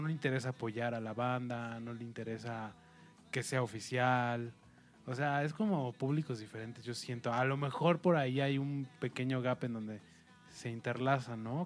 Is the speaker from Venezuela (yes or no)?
no; Mexico; como mexicano también nosotros